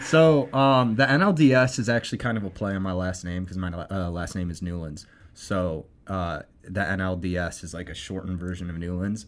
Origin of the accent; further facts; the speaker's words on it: Akron, Ohio, United States; I grew up in Akron